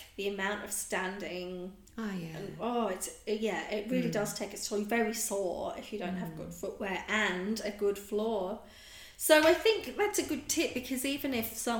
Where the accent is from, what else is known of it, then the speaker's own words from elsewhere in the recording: England, United Kingdom; now in Australia; I'm a POM, I'm from England, we use our roof space very wisely there